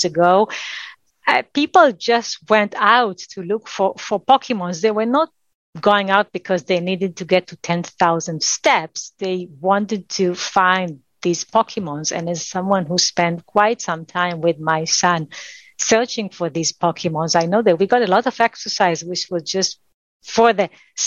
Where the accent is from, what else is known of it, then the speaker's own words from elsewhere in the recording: Israel; I spent 2 years in the Israeli military. That was required for someone growing up in Israel